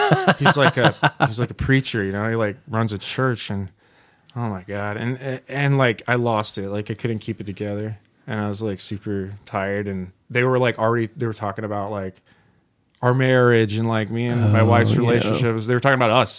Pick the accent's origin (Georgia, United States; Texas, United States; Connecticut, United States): Georgia, United States; Augusta; moved away; I'm from Georgia, the Augusta area